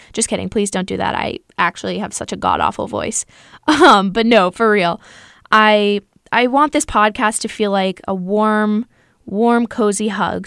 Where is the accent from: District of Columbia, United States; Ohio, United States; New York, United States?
New York, United States; New York City; I'm from New York City.